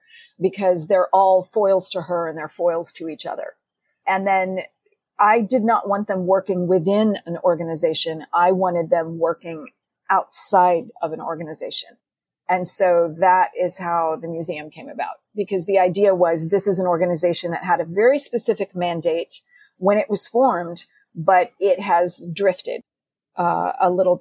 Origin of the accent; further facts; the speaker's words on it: Texas, United States; growing up in Texas